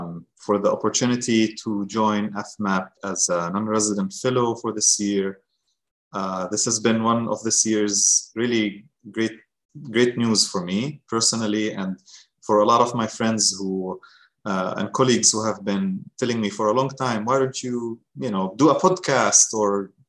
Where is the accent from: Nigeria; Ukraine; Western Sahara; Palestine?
Palestine; Deir al-Balah, Gaza Strip; moved away as an adult; also born or lived in Morocco / New York; now in United States; I am a Palestinian from a city called Deir al-Balah, which is located in the middle of the Gaza Strip. It's where I grew up. I was born in Morocco. My parents returned to the Gaza Strip to Palestine after the Oslo Accords.